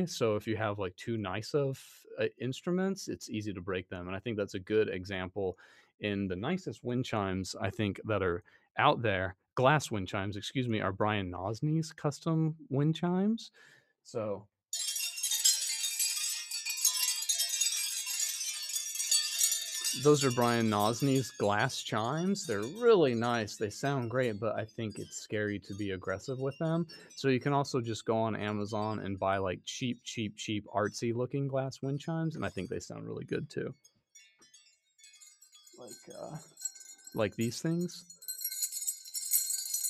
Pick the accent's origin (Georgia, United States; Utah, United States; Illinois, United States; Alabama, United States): Utah, United States; moved away; also born or lived in West Virginia; growing up in Utah